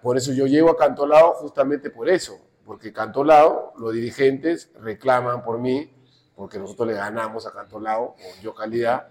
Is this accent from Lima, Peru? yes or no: no; Chincha Alta, Ica, Peru; yo vengo de Chincha